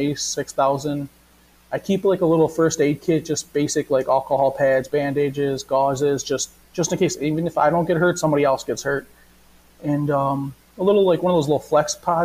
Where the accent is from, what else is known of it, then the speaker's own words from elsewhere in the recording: Detroit, Michigan, United States; I was from Detroit, Michigan.